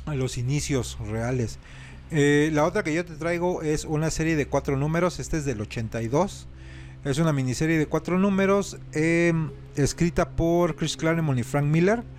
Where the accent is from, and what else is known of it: Mexico